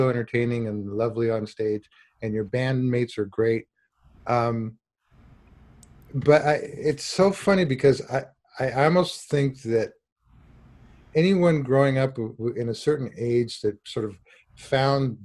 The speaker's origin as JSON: {"language": "English", "town": "Santa Barbara", "region": "California", "country": "United States", "tie": "born or raised there", "said": "I grew up in Santa Barbara"}